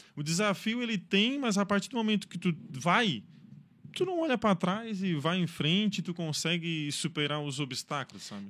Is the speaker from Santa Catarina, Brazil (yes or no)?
yes; Içara, Santa Catarina, Brazil; moro na Isara, cresci na Isara, sou isarense